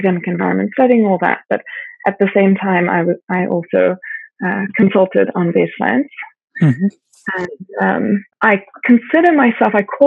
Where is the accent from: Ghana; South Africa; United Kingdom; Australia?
South Africa; I grew up in South Africa